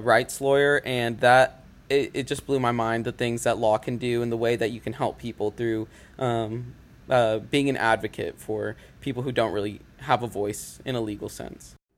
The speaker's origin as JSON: {"language": "English", "town": "Rogers", "region": "Arkansas", "country": "United States", "tie": "born or raised there", "moved": "as an adult", "lives_now": "Conway, United States", "said": "I'm from Rogers, Arkansas"}